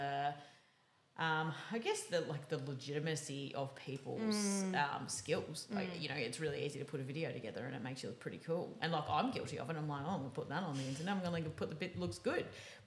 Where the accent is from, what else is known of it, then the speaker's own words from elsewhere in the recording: Melbourne, Victoria, Australia; city kids like myself, I grew up in Melbourne as well.